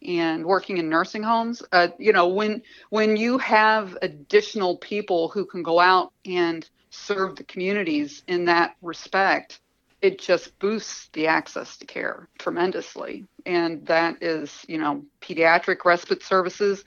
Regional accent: Eastern Kentucky, United States; I grew up in Eastern Kentucky

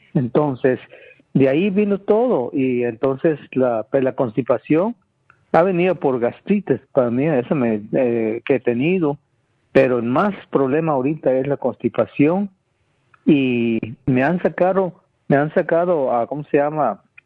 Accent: Guatemala; moved away; yo nací en Guatemala, donde, en el campo

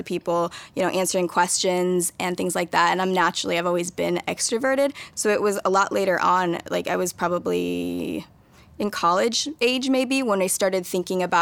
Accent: Maple Valley, Washington, United States; also born or lived in South Korea; grew up in Maple Valley, Washington, which is as idyllic and white as you would imagine it to be.

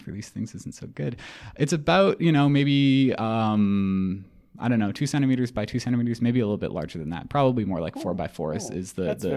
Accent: Edmonton, Alberta, Canada; moved away as an adult; now in Toronto, Canada; I was born in Edmonton.

